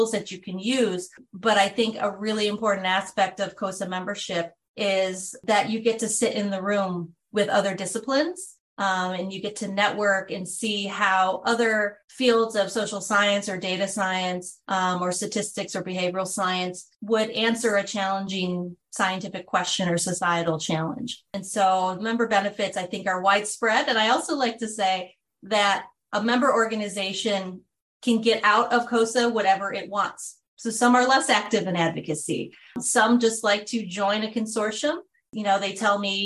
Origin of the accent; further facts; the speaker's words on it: Buffalo, New York, United States; moved away as an adult; now in Washington, DC, United States; I'm from Buffalo, New York.